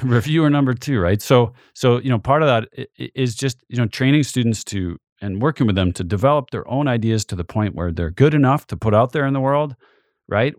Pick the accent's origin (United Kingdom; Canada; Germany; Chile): Canada; now in Montana, United States; being Canadian